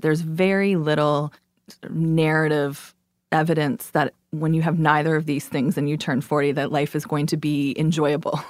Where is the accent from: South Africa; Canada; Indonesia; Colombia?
Canada; also born or lived in New York; now in Brooklyn, United States; I'm Canadian